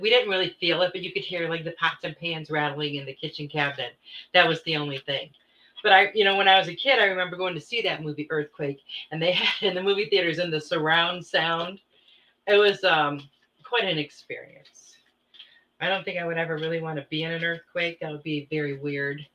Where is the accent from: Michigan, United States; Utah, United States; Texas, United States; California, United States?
Michigan, United States; moved away; I was born and raised in Michigan